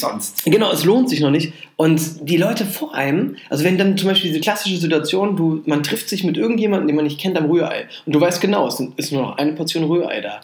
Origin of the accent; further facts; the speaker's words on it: Rhineland-Palatinate, Germany; moved away; Ich komme ja aus der Pfalz